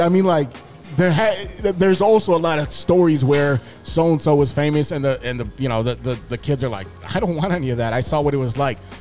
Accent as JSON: {"language": "English", "town": "Chicago", "region": "Illinois", "country": "United States", "tie": "born or raised there", "said": "I grew up in Humboldt Park"}